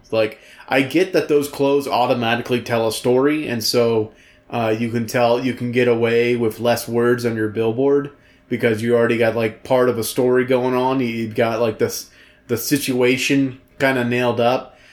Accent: the South, United States; growing up in the South

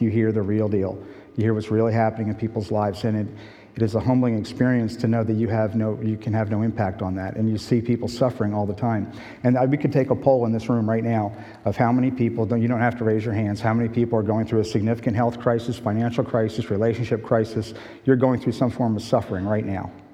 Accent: West Chester, Pennsylvania, United States; moved away as an adult; also born or lived in Point Pleasant Beach, New Jersey / Brazil; now in Michigan, United States; I was raised in Westchester, Pennsylvania.

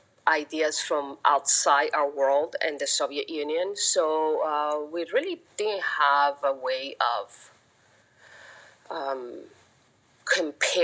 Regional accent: Havana, Cuba; moved away; also born or lived in Bellingham, Washington; I was born in Havana, 1969

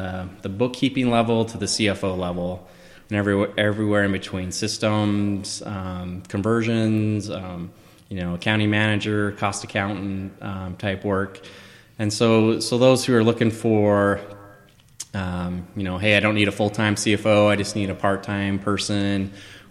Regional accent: Southern Utah, United States; also born or lived in Idaho / Canada; I'm from Southern Utah originally. Lived in Idaho. I've lived in Canada.

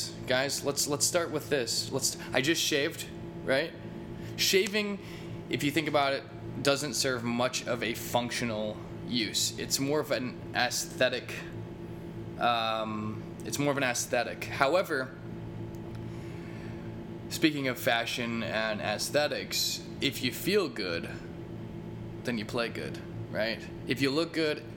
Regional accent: Eureka, Missouri, United States; I come from Eureka, Missouri, Eureka High School

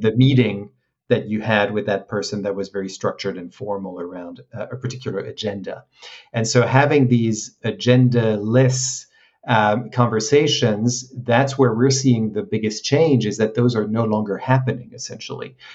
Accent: France; moved away as an adult; also born or lived in Hong Kong; I grew up in France, so uh, I graduated in, in Paris

